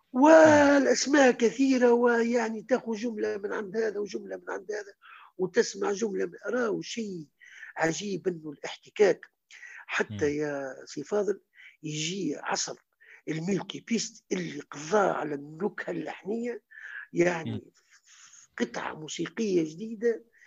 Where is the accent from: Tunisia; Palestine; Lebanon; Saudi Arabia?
Tunisia; Kairouan, Kairouan Governorate; moved away as an adult; also born or lived in Tunis; احنا في القيروان